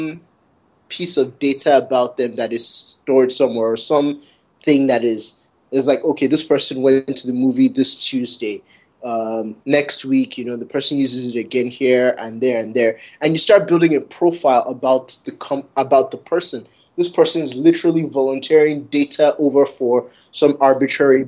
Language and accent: English; Canada; Growing up in Canada